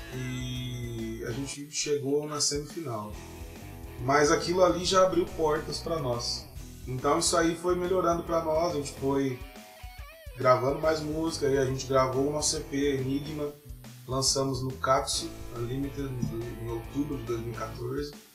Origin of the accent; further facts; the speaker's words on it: Dourados, Mato Grosso do Sul, Brazil; moved away as an adult; also born or lived in Rondônia; now in Uberlândia, Brazil; eu sou de Dourados, Mato Grosso do Sul